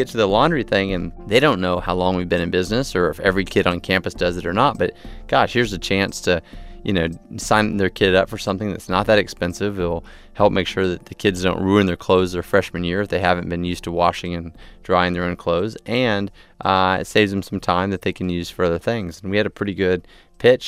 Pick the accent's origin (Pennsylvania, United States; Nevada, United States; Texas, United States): Texas, United States; moved away as an adult; now in Los Angeles, United States; growing up in Texas